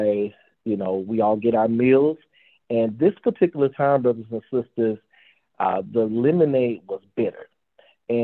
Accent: the South, Southern United States, United States; As a Southerner

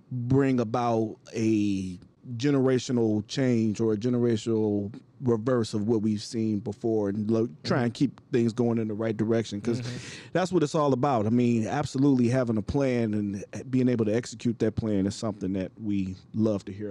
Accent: East Coast, United States; It's so funny. I grew up on the East Coast, and we always say the Eastern time first, then the Central time.

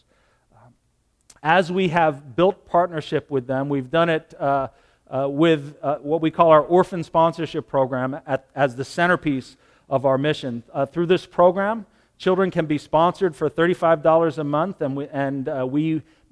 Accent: United States; American Christians

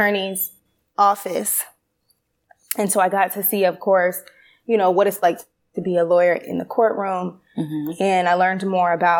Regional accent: St. Petersburg, Florida, United States; I grew up in St. Petersburg, Florida

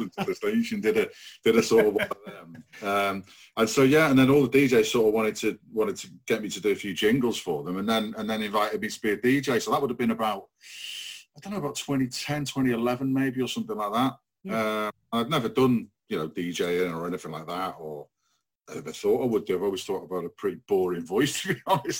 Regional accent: Rhyl and Prestatyn, North Wales, United Kingdom; where we grew up in Rhyl and Prestatyn

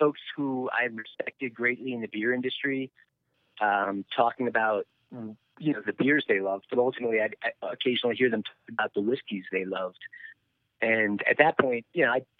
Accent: Philadelphia, Pennsylvania, United States; moved away as an adult; also born or lived in Colorado; now in Buena Vista, United States; I grew up in Philadelphia. I lived out there. You know, into my early 20s

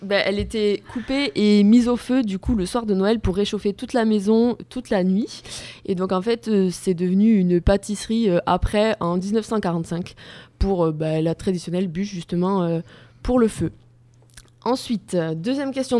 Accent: Gers, Occitania, France; Je viens du Gers

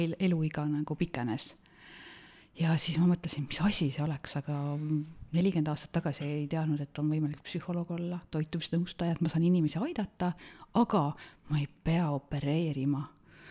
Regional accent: Otepää, Valga County, Estonia; olen pärit Otepäält, metsade, järvede, looduse keskelt

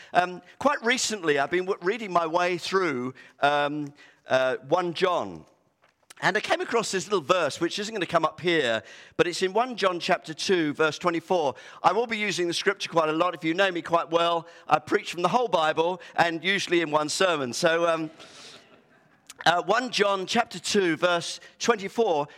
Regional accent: United Kingdom; we're so British

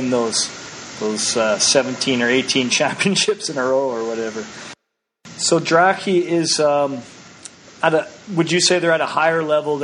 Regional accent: Canada; I'm Canadian

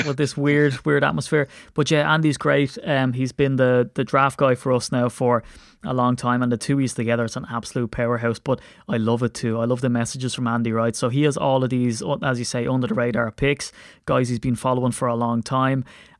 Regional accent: Ireland; it's spur of the moment, and I'm so Irish, so I'm going to run my mouth anyway.

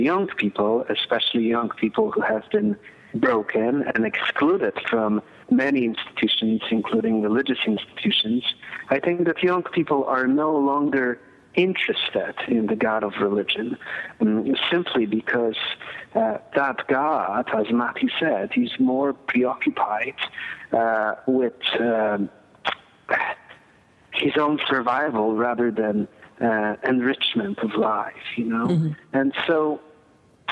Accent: Poland; moved away; I grew up in Poland during the communist and Soviet era

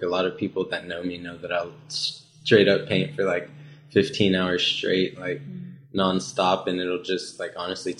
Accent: McKinney, Texas, United States; moved away as an adult; now in Dallas, United States; I'm originally from McKinney, Texas

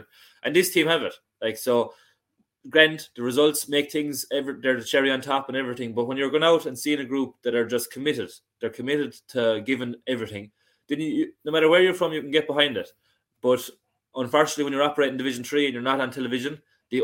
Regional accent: Limerick, Munster, Ireland; when you were a Limerick person going in there originally

